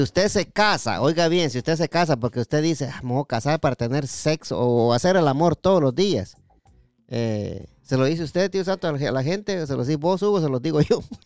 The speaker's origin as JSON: {"language": "Spanish", "region": "Jutiapa", "country": "Guatemala", "said": "yo soy de Jutiapa"}